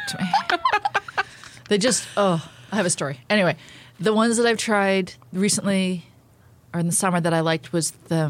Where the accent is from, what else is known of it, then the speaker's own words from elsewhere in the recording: Toronto, Ontario, Canada; I grew up in Toronto.